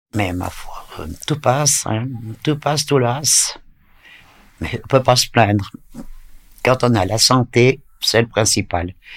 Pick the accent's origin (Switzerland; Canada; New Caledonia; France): Switzerland; Vétroz, Valais; also born or lived in Lausanne; ils sont venus habiter euh, dans le Valais à Vétro